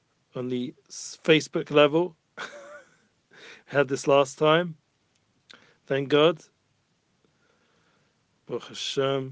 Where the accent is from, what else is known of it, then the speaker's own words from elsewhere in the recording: London, United Kingdom; moved away as an adult; now in Jerusalem, Israel; as a young child growing up in London